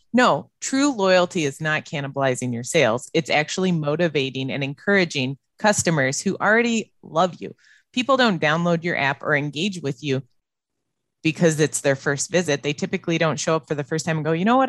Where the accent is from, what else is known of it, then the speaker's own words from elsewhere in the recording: Illinois, United States; moved away as an adult; also born or lived in Las Vegas / Dallas / Austin; now in Wisconsin, United States; I grew up in Illinois